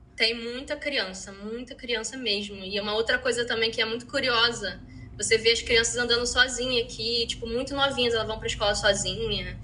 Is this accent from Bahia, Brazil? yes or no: no; Rio de Janeiro, Brazil; moved away as an adult; now in Iceland; eu sou carioca